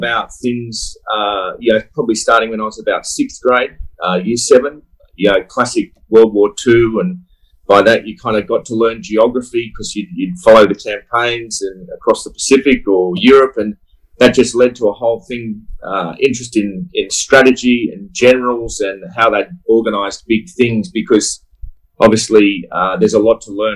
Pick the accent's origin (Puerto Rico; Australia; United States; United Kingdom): Australia; Sydney, New South Wales; I grew up in Sydney